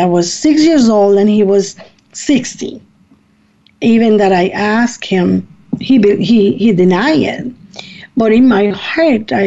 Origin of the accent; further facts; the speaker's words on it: Puerto Rico; now in Ohio, United States; I come from Puerto Rico. I was born in Puerto Rico, and I came to the United States in 1973.